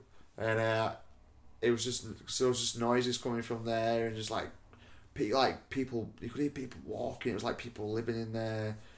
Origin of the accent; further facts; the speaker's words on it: South Africa; born there; I've got a bit of Irish in me. I was born in South Africa.